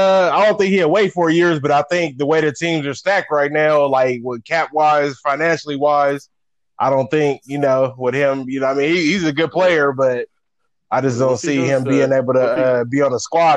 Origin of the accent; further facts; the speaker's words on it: Bay Area, California, United States; I was born and raised in the Bay Area, so the whole family is Niner.